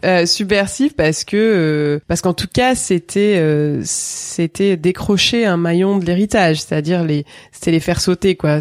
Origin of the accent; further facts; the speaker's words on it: Drôme, Auvergne-Rhône-Alpes, France; also born or lived in Marseille; Je suis née à Marseille euh, en 1978. J'ai grandi dans la Drôme.